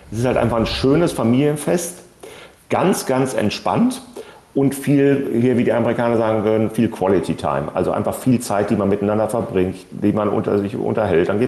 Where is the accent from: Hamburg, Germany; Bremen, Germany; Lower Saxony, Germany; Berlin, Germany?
Lower Saxony, Germany; now in Boston, United States; Wir kommen ja ursprünglich aus der Nähe